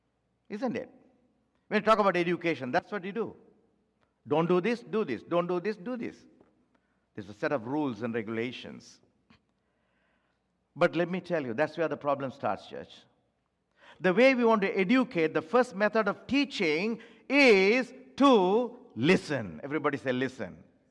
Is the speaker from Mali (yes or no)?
yes; Timbuktu, Tombouctou Region, Mali; English is a second language; When I was young and when I was growing up in Timbuktu, who is worried about it?